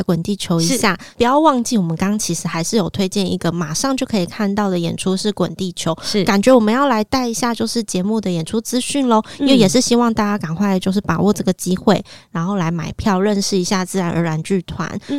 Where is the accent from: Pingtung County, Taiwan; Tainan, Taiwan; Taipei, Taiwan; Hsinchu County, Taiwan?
Hsinchu County, Taiwan; Zhudong; 发生在我的家乡竹东，是山神祭